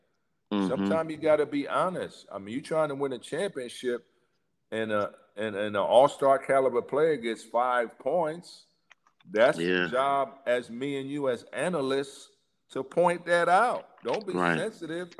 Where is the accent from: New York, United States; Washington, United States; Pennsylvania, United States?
New York, United States; moved away as an adult; also born or lived in Houston; I'm a New Yorker